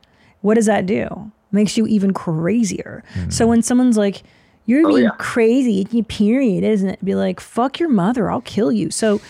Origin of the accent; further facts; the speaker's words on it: Windsor, Ontario, Canada; moved away; I was born in Windsor